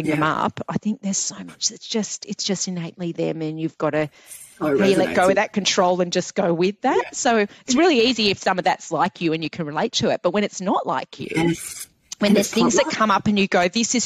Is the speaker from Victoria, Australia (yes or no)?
no; Sydney, New South Wales, Australia; moved away as an adult; also born or lived in Port Vila, Vanuatu / United Kingdom; now in Newcastle, Australia; I grew up in Clovelly